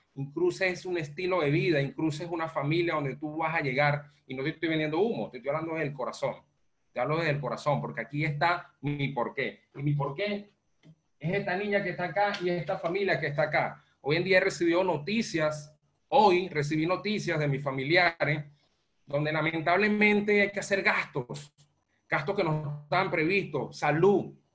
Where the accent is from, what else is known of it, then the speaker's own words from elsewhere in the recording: Venezuela; moved away as an adult; now in Panama; soy venezolano, eh, resido en Panamá, eh, migré en el año 2016 de Venezuela a Panamá